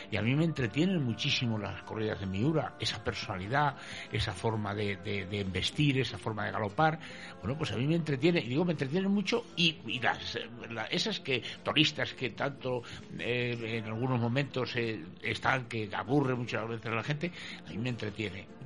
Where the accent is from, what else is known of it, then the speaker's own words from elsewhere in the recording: Bilbao, Basque Country, Spain; yo, es creo, que vengo de Bilbao